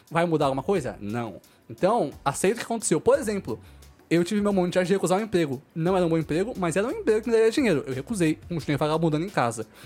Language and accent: Portuguese; Osasco, São Paulo, Brazil; eu sou de Osasco